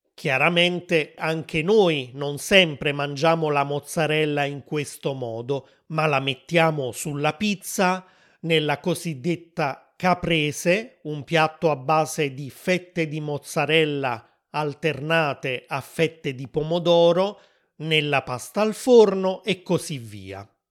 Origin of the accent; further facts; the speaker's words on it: Naples, Campania, Italy; also born or lived in Rome; in Campania, la regione dove sono cresciuto